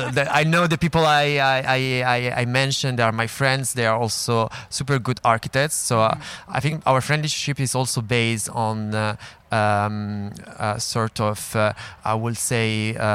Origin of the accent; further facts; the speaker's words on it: Milan, Lombardy, Italy; moved away as an adult; now in Paris, France; I come from Milan, uh, so yeah, it's home.